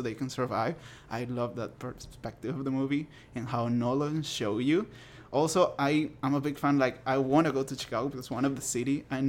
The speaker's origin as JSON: {"language": "English", "town": "Caracas", "region": "Capital District", "country": "Venezuela", "tie": "born or raised there", "also_born_or_lived": "Manhattan, New York", "moved": "as an adult", "lives_now": "New Jersey, United States", "said": "I'm from Caracas, Venezuela. That's okay. The north of South America. I'm from Caracas, the capital. I've been living there, like, for more than 20 years. It's mm-hmm. my city, but now New York is my city."}